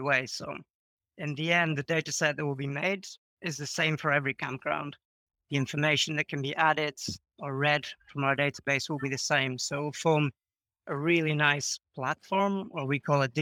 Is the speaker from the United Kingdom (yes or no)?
yes; United Kingdom; moved away as an adult; now in Croatia; Yeah, so I'm British originally, but I've been living in Croatia now for around 10 years